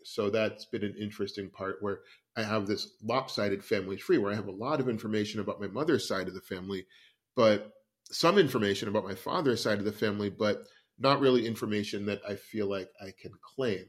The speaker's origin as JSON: {"language": "English", "region": "West Coast", "country": "United States", "tie": "born or raised there", "said": "I grew up on the West Coast"}